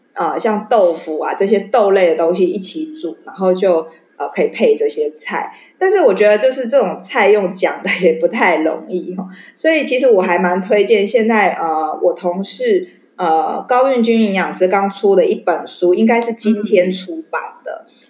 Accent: Taiwan; 我们台湾人

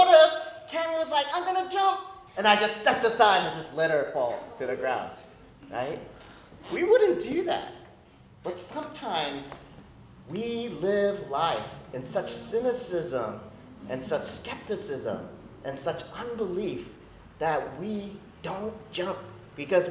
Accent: United States; I'm Korean American, so I came up in the immigrant Korean church

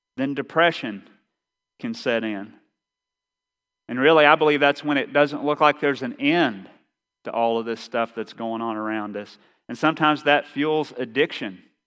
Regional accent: Eastern Kentucky, United States; accent: Eastern Kentucky; my Eastern Kentucky accent

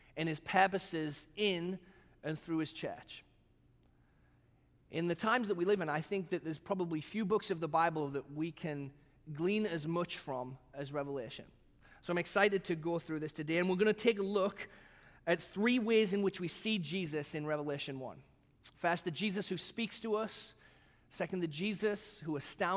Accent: England, United Kingdom; also born or lived in Batavia, United States; now in United States; the national animals that I grew up with in England

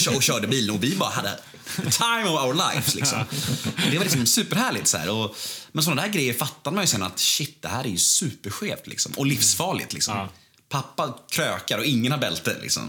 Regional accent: Stockholm, Stockholm County, Sweden; Jag föddes ju eh, på Skånegatan 73 här borta, eh, precis vid Nytorget där

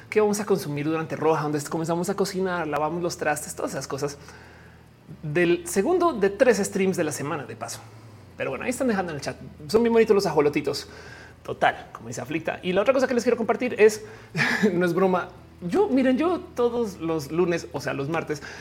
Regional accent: Argentina; Me encanta, soy de Argentina. Igual no, no llega a Argentina si pides.

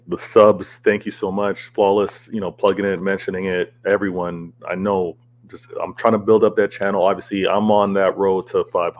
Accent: Canada; I'm Canadian

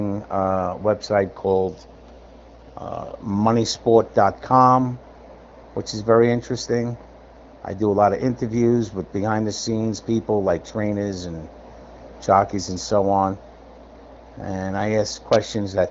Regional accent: New York City, New York, United States; moved away as an adult; now in Los Angeles, United States; I grew up in Brooklyn.

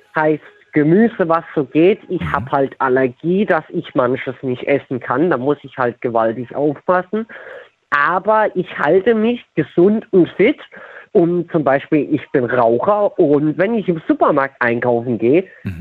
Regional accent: Tiefenthal, Rhineland-Palatinate, Germany; ich bin aus Tiefental.

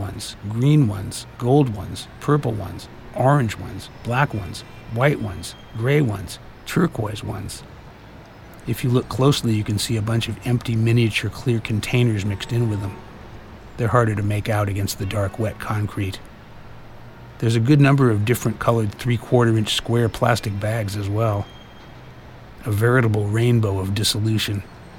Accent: San Francisco, California, United States; I grew up in San Francisco. Started playing piano and reading music when I was 5, then took up the guitar at 13.

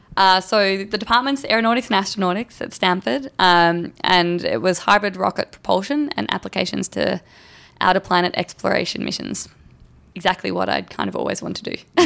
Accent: Torquay, Victoria, Australia; moved away as an adult; now in Los Angeles, United States; I grew up a few blocks from the beach

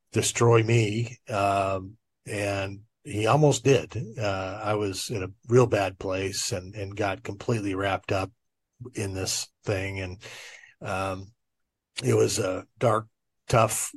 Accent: Orange County, Southern California, United States; I was raised in Orange County down in Southern California

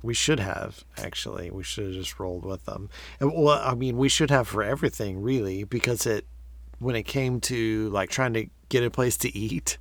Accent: Texas, United States; being a Texan

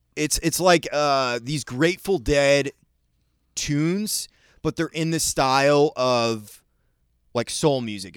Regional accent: Maine, United States; when I was growing up in Maine

